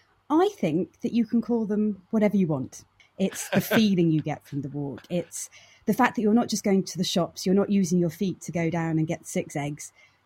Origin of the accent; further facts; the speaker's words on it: Norfolk, East of England, United Kingdom; I grew up in Norfolk.